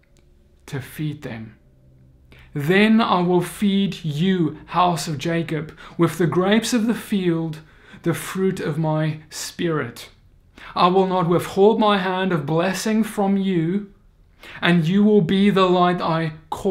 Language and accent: English; South Africa; I come from South Africa